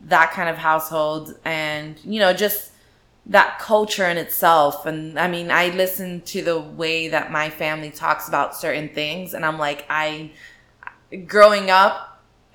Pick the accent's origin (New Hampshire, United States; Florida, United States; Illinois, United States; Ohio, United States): Florida, United States; South; we're from Florida. We were born and raised here. We've never really traveled anywhere. South Florida is home.